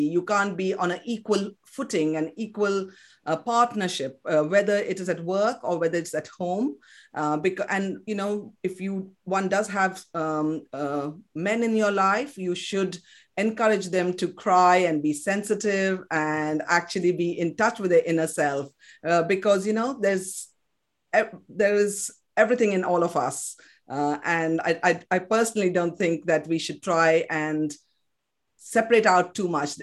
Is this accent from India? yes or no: yes; Kolkata, West Bengal, India; English is a second language; moved away; I was born in West Bengal, in Calcutta, in Kolkata as it's called now. Uh, so I grew up speaking fluent Bengali.